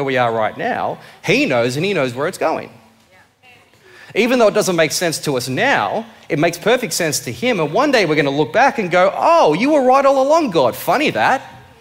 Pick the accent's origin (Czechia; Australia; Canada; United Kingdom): Australia; Blue Mountains, New South Wales; I came from the Blue Mountains